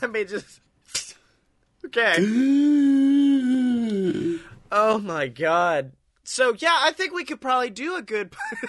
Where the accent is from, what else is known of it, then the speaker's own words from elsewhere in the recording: the South, United States; I was raised in the South, big man.